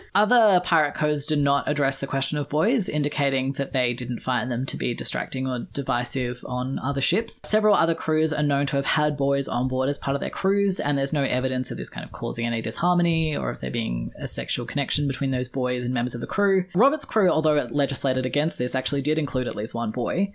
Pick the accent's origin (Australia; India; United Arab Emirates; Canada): Australia; I'm Australian.